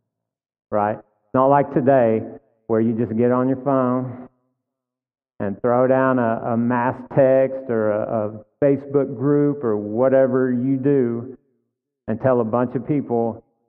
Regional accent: Texas, United States; we're all Texans here

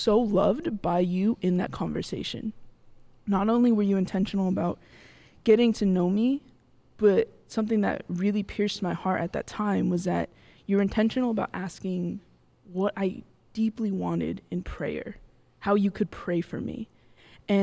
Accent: Bakersfield, California, United States; moved away; I'm from Bakersfield

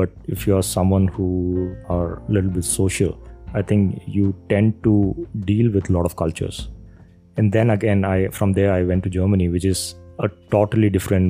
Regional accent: Kerala, India; also born or lived in Rajasthan; So I was born in Kerala. Then I moved to Rajasthan. I stayed like for 5 years. And then they brought me back to Kerala when I was like, I don't know, 9 years, 10 years old

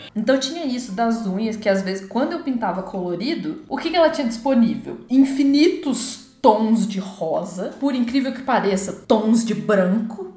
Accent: Poços de Caldas, Minas Gerais, Brazil; a minha adolescência eu passei em Poços

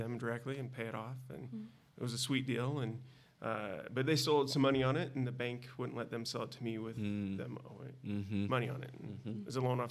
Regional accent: Dillon, Montana, United States; moved away as an adult; now in Idaho, United States; I'm from Montana originally.

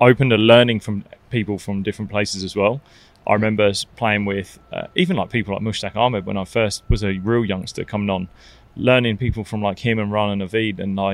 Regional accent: Barbados; moved away; I grew up playing in Barbados, so I know Barbados really well.

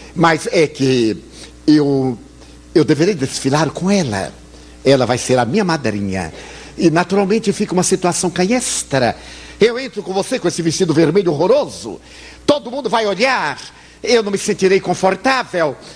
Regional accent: Bahia, Brazil; eu sou baiano

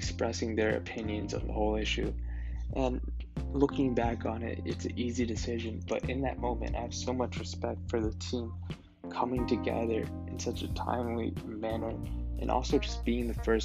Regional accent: Las Vegas, Nevada, United States; moved away; growing up in Las Vegas

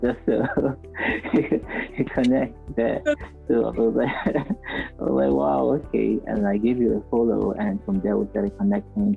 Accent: Nigeria; being a Nigerian artist

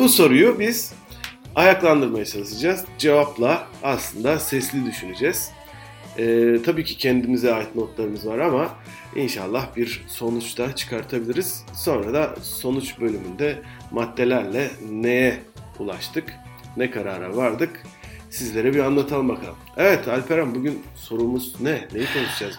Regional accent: western Turkey, Turkey; Ben de sen de Türkiye'nin batı e, kesiminde doğduk

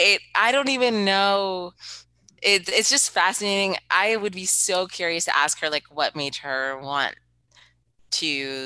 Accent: Pennsylvania, United States; I was not born there. I was born in Pennsylvania.

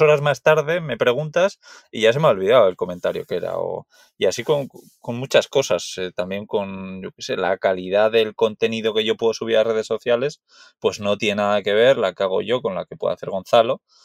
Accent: Basque Country, Spain; yo soy de Euskadi

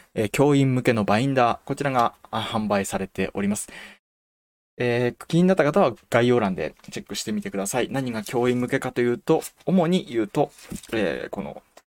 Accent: Toyama, Japan; うちの地元の学校は14歳の挑戦できなかったんですよ

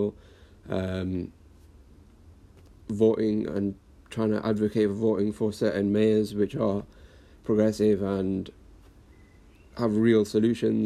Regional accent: Blackburn, North West England, United Kingdom; born and raised in Blackburn up north, a little town in the northwest of England.

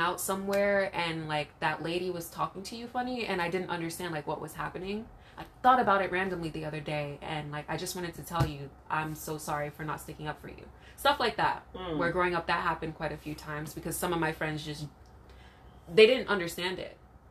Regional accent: New Jersey, United States; growing up in Central Jersey, where it's very suburban.

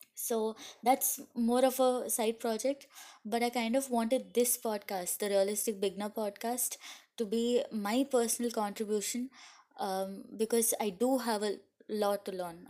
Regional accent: India; I'm from India

